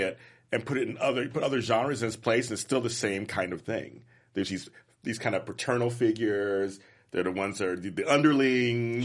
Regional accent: Inglewood, California, United States; also born or lived in Compton, California; I'm from Inglewood, and I'm from Compton, and I'm from, I'm from those

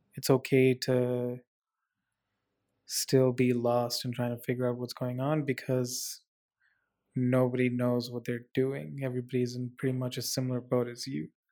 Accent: Dubai, United Arab Emirates; moved away as an adult; also born or lived in India / Abu Dhabi; now in Vancouver, Canada; I, uh, was born in India, but then I grew up in the Middle East, um, moved almost immediately to, uh, Dubai, the United Arab Emirates, Dubai, Abu Dhabi, spent about seventeen years of my life there

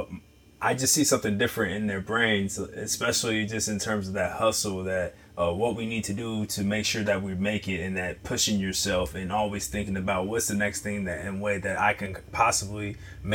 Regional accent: Chicago, Illinois, United States; growing up in Illinois, how I was in Chicago on the South Side

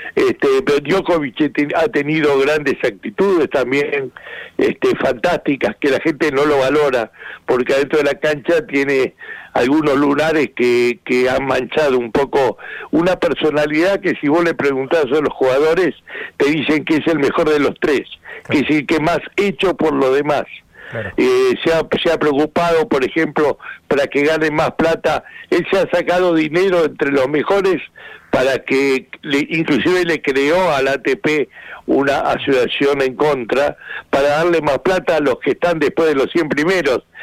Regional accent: Argentina; yo soy el único argentino que, que, que vivió todas las finales

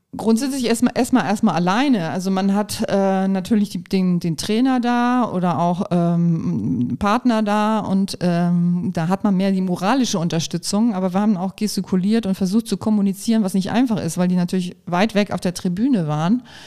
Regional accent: Kiel, Schleswig-Holstein, Germany; now in Pulheim, Germany; Heimat ist schon, weil da bin ich als Kind aufgewachsen, damit verbinde ich Heimat

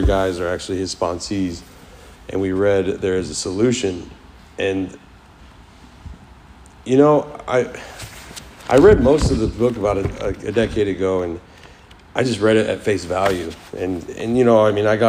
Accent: Kansas City, United States; first language English; moved away as an adult; also born or lived in Florida; I was born in Florida, raised in Kansas City, and I've done a lot of jumping around the last like 10 years

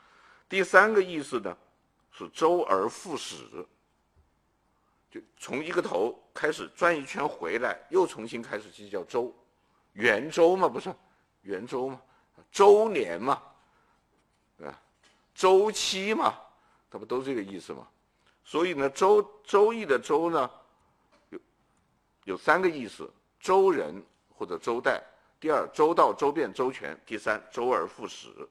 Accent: China; 这已经是很站在中国人立场上照顾中华民族，我们中国人民族情绪了。

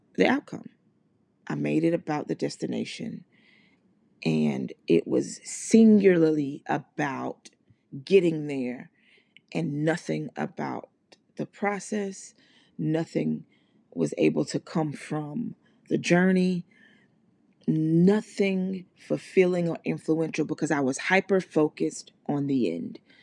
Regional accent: Mississippi, United States; I'm from Mississippi and I grew up in, in, in church

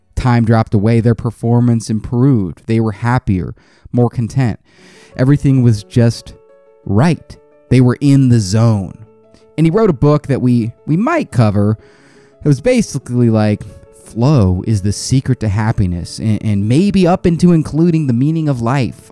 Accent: United States; I'm American

